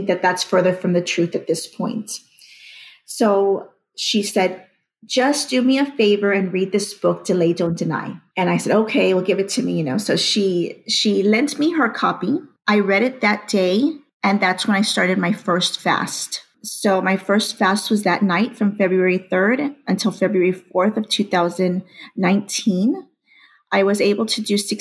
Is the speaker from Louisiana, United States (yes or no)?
no; McAllen, Texas, United States; I'm from McAllen, Texas.